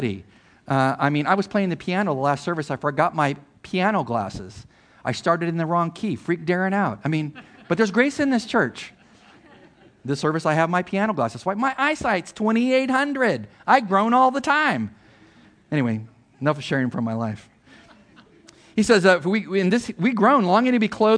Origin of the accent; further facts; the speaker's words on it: Imperial Valley, Southern California, United States; where I grew up in Southern California, on the border between Mexico and the United States and the Imperial Valley